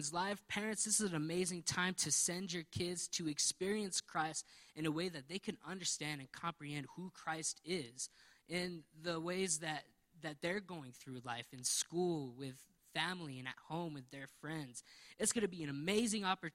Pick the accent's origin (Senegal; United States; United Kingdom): United States; New Mexico; we're from New Mexico, we know that our state needs some prayer